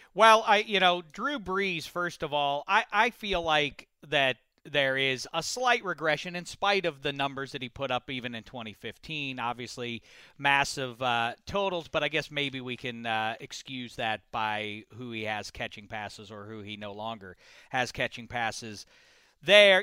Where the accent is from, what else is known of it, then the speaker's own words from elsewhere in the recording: Pittsburgh, Pennsylvania, United States; I'm from Pittsburgh.